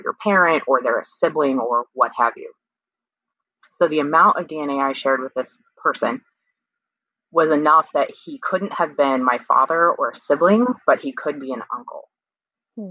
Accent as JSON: {"language": "English", "region": "Kansas", "country": "United States", "said": "I'm from Kansas and I was born in 1980"}